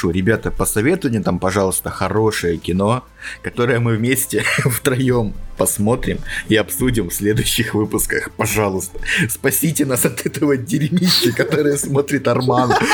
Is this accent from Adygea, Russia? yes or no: yes; Maykop, Adygea, Russia; И я, алкоголик из Майкопа